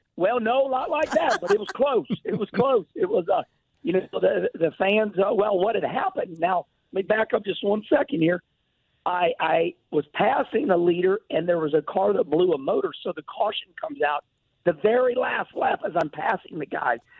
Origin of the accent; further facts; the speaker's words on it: St. Louis, Missouri, United States; I was born at Lutheran Hospital off Jefferson Street, and uh, St. Louis is my home